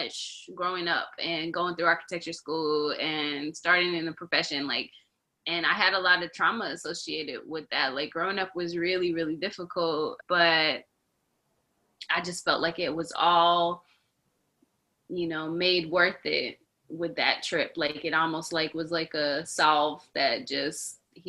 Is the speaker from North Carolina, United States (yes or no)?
yes; North Carolina, United States; also born or lived in New Bedford, Massachusetts / Austin, Texas; I grew up in North Carolina